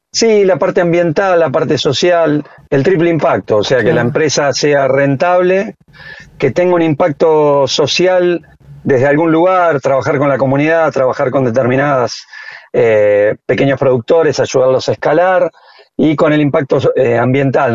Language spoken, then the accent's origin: Spanish; General Las Heras, Buenos Aires Province, Argentina; acá en mi pueblo, en general Las eras